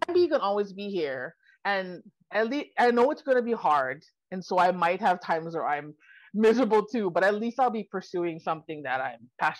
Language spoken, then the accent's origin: English; Lawai, Hawaii, United States; now in Los Angeles, United States; I was born and raised on Kauai, but so are my parents and most of my grandparents. So we've been there a long time.